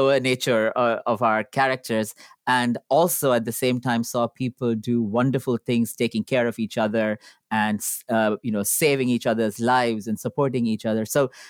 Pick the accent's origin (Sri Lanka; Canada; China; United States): Sri Lanka; I grew up in Sri Lanka, a predominantly Buddhist country with multiple religious minorities, and my family was Hindu.